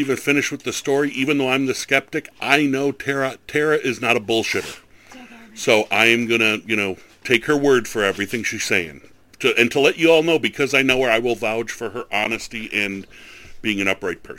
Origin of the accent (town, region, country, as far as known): Buffalo, New York, United States; born or raised there